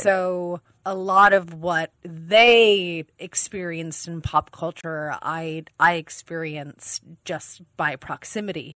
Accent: East Coast, United States; now in Los Angeles, United States; I'm an East Coast gal

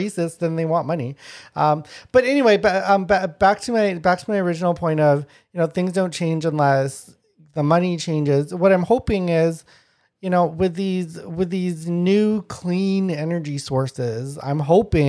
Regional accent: Manitoba, Canada; moved away as an adult; also born or lived in Alberta; I grew up in Manitoba and then I went to university in Alberta

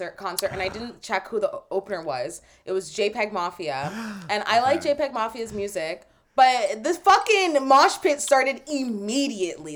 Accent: Brampton, Ontario, Canada; I grew up in Brampton, so there's like a big Jamaican culture and presence

